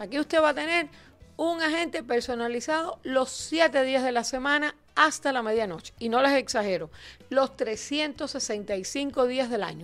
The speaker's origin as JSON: {"language": "Spanish", "country": "Cuba", "moved": "yes", "lives_now": "United States", "said": "yo también soy cubana"}